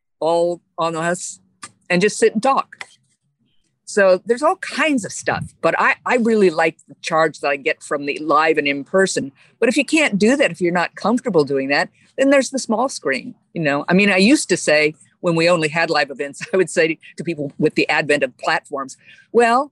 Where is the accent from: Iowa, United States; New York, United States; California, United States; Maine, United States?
California, United States; Sebastopol; moved away as an adult; also born or lived in Los Angeles; I grew up in Sebastopol